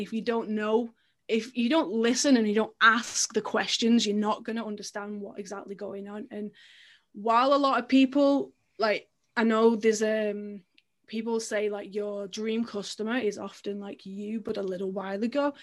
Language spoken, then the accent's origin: English; England, United Kingdom; as an English swimmer